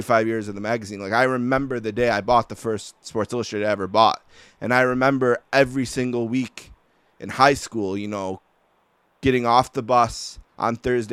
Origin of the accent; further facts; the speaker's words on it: Buffalo, New York, United States; accent: Buffalo; my accent. Everyone from Buffalo, you know, says